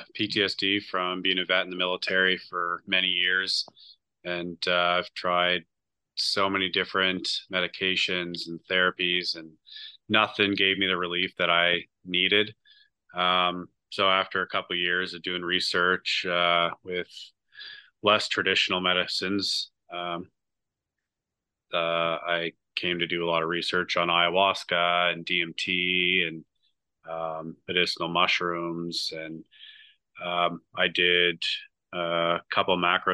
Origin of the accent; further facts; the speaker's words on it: Nova Scotia, Canada; From Nova Scotia, Canada.